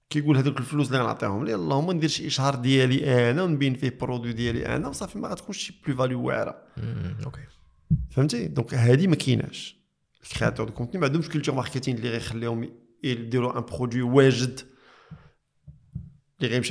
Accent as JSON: {"language": "Arabic", "country": "Morocco", "said": "حنا في الثقافه عندنا في المغرب ما كان تلفظ بالحب"}